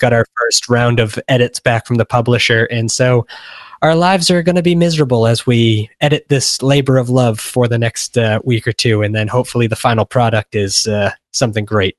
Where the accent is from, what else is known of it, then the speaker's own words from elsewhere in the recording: Massachusetts, United States; moved away as an adult; also born or lived in San Francisco; now in Los Angeles, United States; I grew up, I spent twenty-three years in Massachusetts